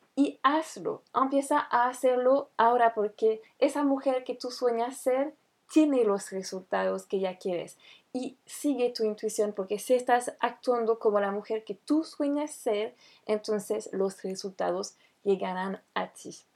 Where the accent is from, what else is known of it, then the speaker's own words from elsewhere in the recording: France; francesa y coach de imagen